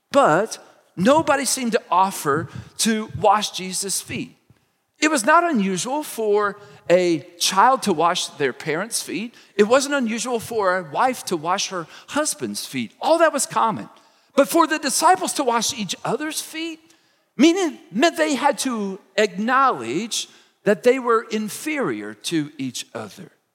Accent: Kentucky, United States; moved away as an adult; now in Indiana, United States; I grew up in Kentucky. I've lived most of my adult life here in Indiana

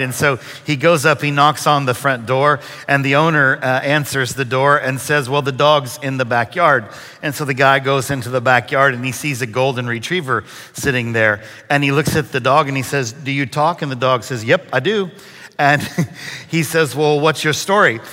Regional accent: Brazil, Indiana, United States; moved away; also born or lived in Texas; I grew up about two hours north of here in a little town called Brazil, Indiana.

